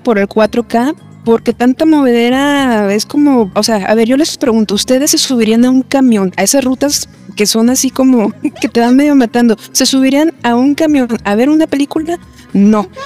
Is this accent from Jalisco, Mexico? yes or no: yes; Guadalajara, Jalisco, Mexico; soy de Guadalajara